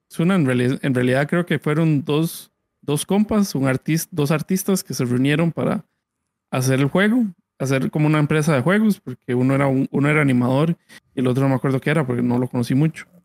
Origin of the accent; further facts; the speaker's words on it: Costa Rica; Bueno, Sun Entertainment somos unos desarrolladores costarricenses de juegos.